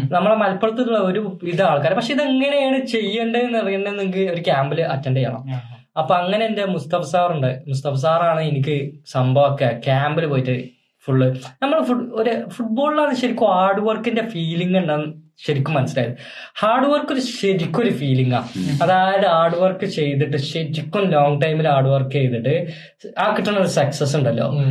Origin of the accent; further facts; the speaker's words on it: Malabar, Kerala, India; accent: Malabar slang; ഞാൻ പിന്നെ മലബാർ സ്ലാങ് ആയതുകൊണ്ട്